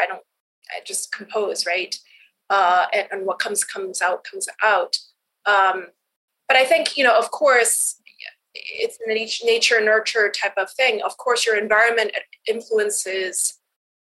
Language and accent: English; Canada; moved away as an adult; also born or lived in East Coast, United States; now in West Coast, United States; growing up, I grew up in Canada